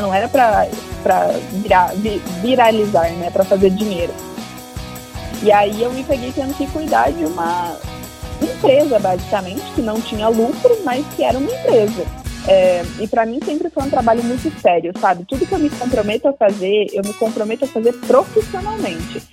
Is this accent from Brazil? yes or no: yes; Bombinhas, Santa Catarina, Brazil; moved away as an adult; minha família mora toda no litoral de Santa Catarina, numa cidade chamada Bombinhas, onde eu cresci a maior parte da minha vida.